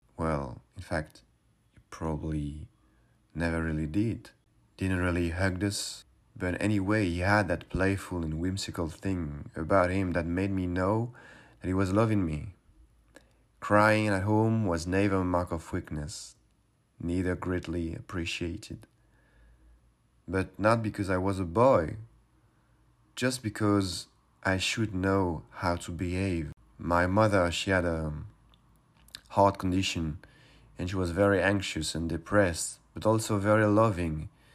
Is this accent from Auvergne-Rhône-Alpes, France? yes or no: no; suburbs of Paris, Île-de-France, France; I grew up in the suburbs of Paris during the eighties and early nineties